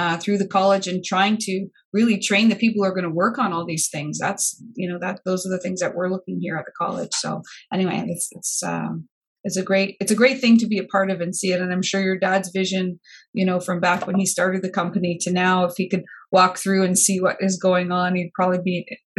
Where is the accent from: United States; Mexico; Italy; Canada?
Canada; Windsor, Ontario; I'm from Windsor